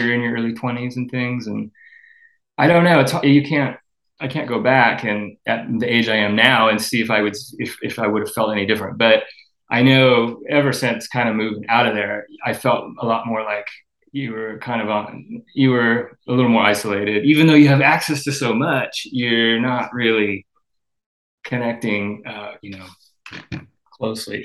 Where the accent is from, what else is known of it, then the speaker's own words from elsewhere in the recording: Southern California, United States; also born or lived in Santa Cruz / San Francisco; now in Los Angeles, United States; I grew up down in Southern California